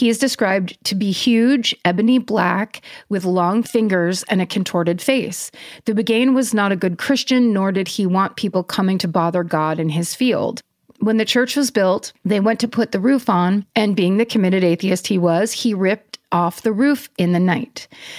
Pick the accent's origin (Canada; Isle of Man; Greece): Isle of Man; I grew up on the Isle of Man. I know where that is. Which is the tiny spit of land between England and Ireland